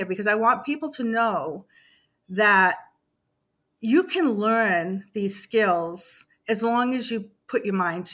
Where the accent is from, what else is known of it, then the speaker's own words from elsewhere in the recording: Massachusetts, United States; moved away as an adult; now in Savannah, United States; I grew up in Massachusetts. I moved to Savannah 8 years ago